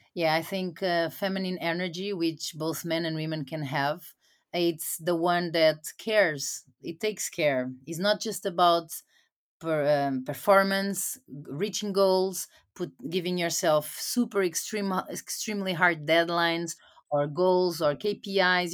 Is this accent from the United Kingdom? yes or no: no; Portugal; moved away as an adult; also born or lived in United States / Latin America; I was sent back to my home country to Portugal, where I'm staying right now